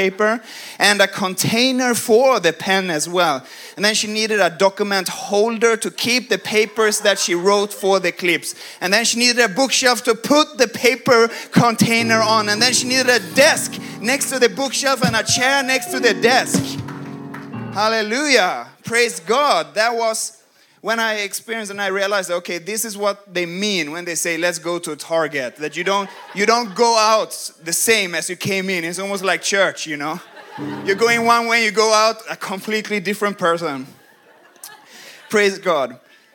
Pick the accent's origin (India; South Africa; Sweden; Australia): Sweden; moved away as an adult; now in United States; I come from Sweden